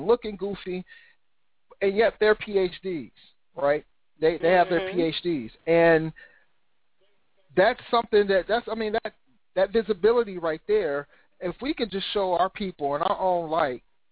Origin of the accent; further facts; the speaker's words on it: Cincinnati, Ohio, United States; Born and raised in Cincinnati, Ohio, and that's where I reside right now